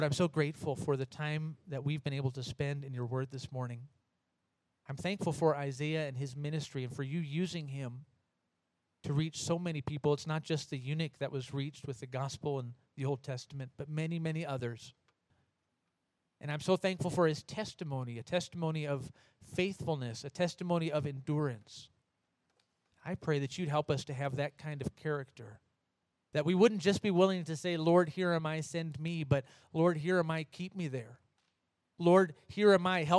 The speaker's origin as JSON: {"language": "English", "country": "United States", "moved": "yes", "lives_now": "Oberfrauendorf, Germany", "said": "I'm American"}